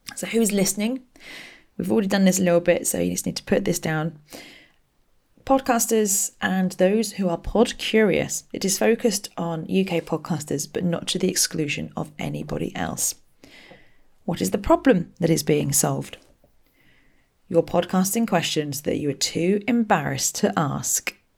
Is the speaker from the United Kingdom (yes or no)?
yes; Berkshire, South East England, United Kingdom; I grew up in Berkshire